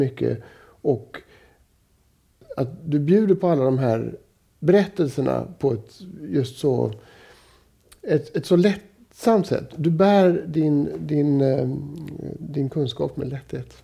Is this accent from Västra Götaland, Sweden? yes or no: yes; Gothenburg, Västra Götaland, Sweden; i förort till Göteborg där jag växte upp